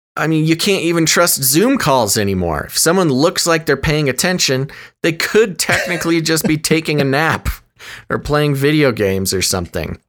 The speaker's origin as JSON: {"language": "English", "country": "United States", "accent": "American", "said": "my accent, my American accent"}